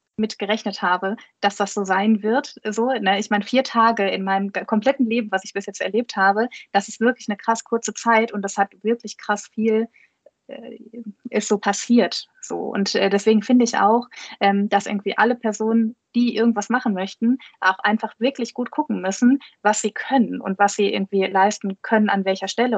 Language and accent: German; Ruhr area, North Rhine-Westphalia, Germany; hier bei uns im Ruhrgebiet